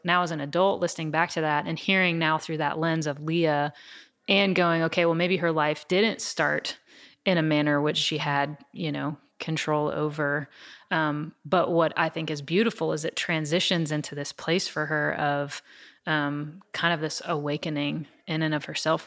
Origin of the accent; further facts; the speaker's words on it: East Tennessee, United States; I'm originally from East Tennessee